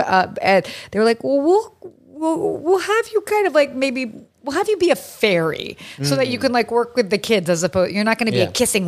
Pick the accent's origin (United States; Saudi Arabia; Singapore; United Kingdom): Saudi Arabia; Well, I grew up in Saudi Arabia, and I'm sure we'll get into, you know, as one does casually grow up in Saudi Arabia.